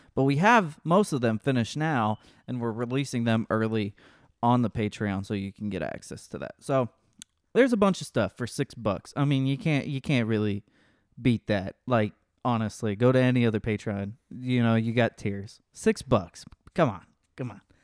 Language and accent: English; Texas, United States